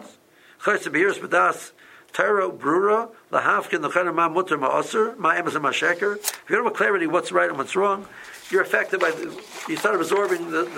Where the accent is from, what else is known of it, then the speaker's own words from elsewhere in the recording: Silver Spring, Maryland, United States; and I knew Silver Spring, I'm from Silver Spring, I visited Silver Spring before